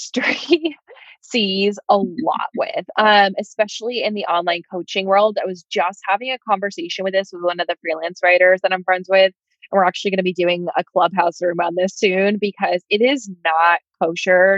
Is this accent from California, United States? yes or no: no; New York, United States; I'm from New York